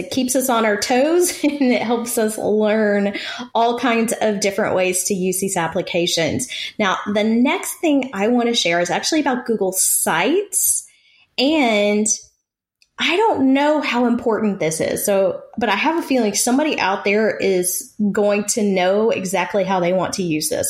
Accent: East Texas, United States; accent: East Texas; my East Texas accent

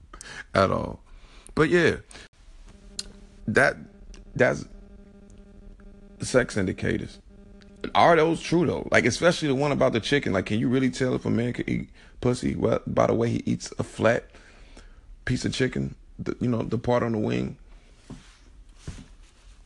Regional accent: Chicago, Illinois, United States; I'm from Chicago

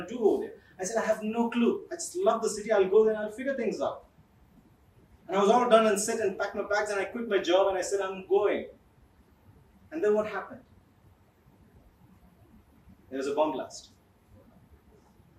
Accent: Kerala, India; I am from Kerala

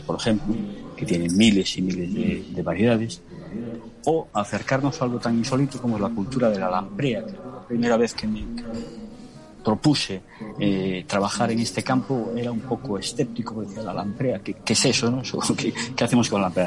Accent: Galicia, Spain; soy un gallego por genética, pero soy un gallego sobre todo por elección sentimental

